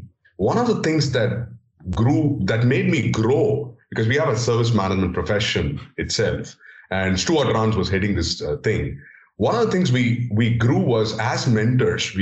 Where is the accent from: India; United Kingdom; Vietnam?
India; English is a second language; growing up in India, coming up from a remote village and trying to understand, get hold of English as a language, as a foreign language